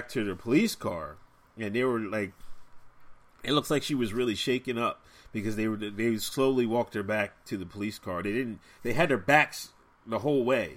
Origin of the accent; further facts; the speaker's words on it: West Chester, Pennsylvania, United States; Westchester, Pennsylvania, where I'm my hometown